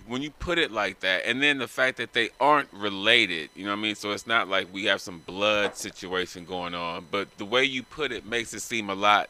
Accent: Los Angeles, California, United States; also born or lived in San Diego; I grew up in L.A.

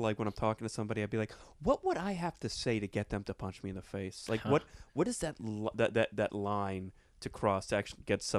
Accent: Plantation, Florida, United States; I have that thing with South Florida. I went to Plantation High School

